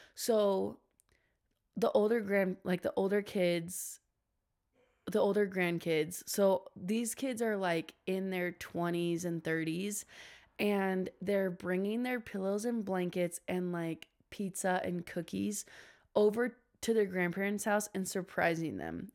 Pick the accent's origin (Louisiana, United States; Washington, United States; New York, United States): Washington, United States; I'm actually from Washington